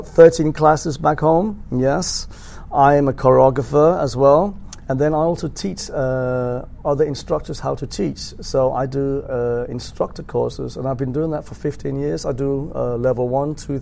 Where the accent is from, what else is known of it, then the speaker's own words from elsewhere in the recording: Denmark; I'm from Denmark